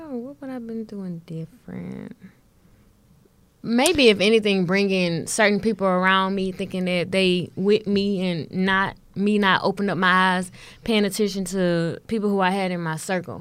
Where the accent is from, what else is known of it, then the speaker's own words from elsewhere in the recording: Houston, Texas, United States; I'm born and raised in Houston